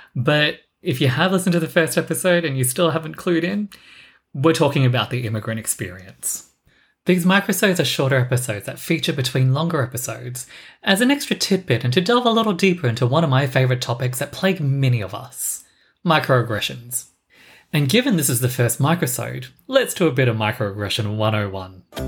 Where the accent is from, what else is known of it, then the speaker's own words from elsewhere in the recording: Australia; I was born in Australia